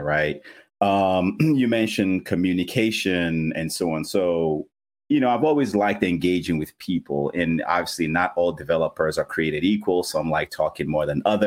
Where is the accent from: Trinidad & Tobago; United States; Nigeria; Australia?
Nigeria; I'm actually Nigerian. So I was born and raised in Nigeria